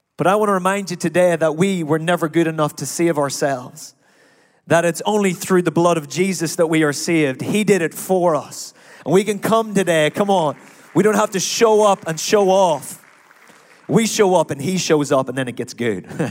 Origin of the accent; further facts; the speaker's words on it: Ireland; now in United States; I am Irish